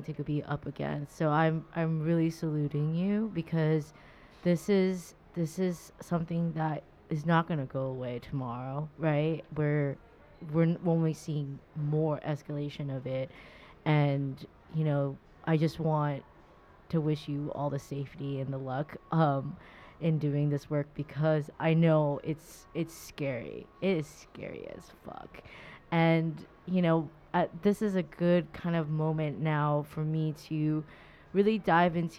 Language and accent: English; Orange County, California, United States; I'm from Orange County.